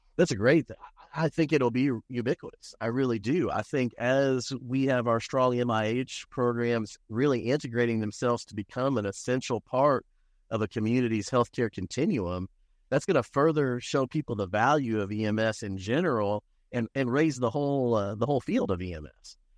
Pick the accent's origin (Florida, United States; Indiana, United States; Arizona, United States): Indiana, United States; Indianapolis; also born or lived in Michigan City, Indiana / Lake County, Indiana / Bloomington, Indiana / Muncie, Indiana; now in Borden, United States; I grew up on the east side of Indianapolis